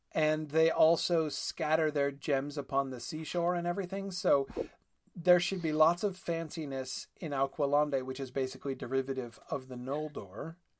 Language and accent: English; New England, United States; I grew up in New England